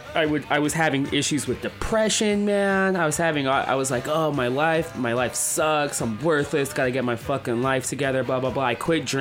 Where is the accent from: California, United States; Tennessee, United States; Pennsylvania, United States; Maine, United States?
California, United States; San Francisco; I grew up in San Francisco